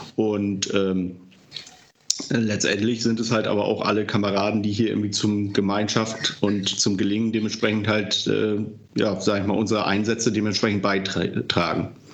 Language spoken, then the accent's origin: German; Delmhorst, Lower Saxony, Germany; moved away as an adult; also born or lived in Baden, Achim; now in Achim, Germany; ursprünglich bin ich mal in Delmhorst aufgewachsen